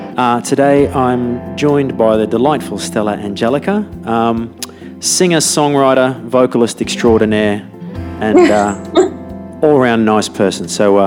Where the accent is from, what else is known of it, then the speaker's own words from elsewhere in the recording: Australia; I'm Australian.